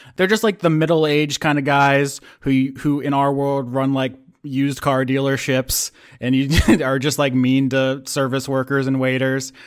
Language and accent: English; the South, United States; as an American from the South